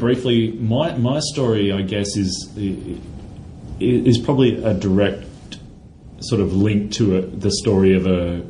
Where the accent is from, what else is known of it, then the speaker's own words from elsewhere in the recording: Central Coast, New South Wales, Australia; I grew up on the Central Coast.